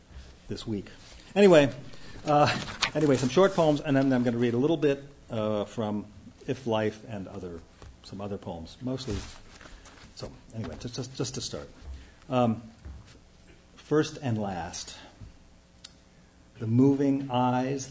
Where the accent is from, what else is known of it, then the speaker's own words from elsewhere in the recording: Youngstown, Ohio, United States; moved away; I'm from Youngstown, Ohio